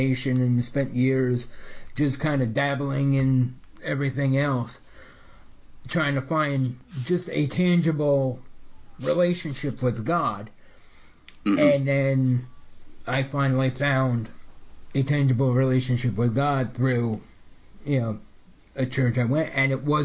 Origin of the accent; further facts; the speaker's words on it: New York, United States; I grew up in New York